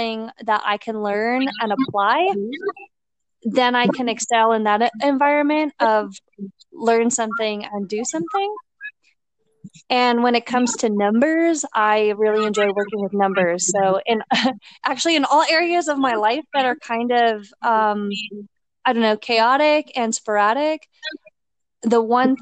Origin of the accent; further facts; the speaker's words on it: Arizona, United States; also born or lived in Minnesota / Colorado; I was born in Minnesota and I ended up moving to Arizona with my family and my mom. And I lived in Arizona, went to elementary school, junior high school, and then most of college.